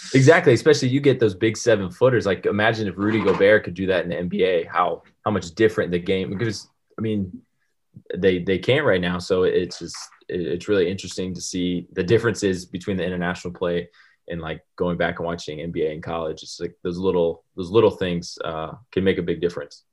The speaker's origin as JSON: {"language": "English", "country": "United States", "moved": "as an adult", "said": "being American"}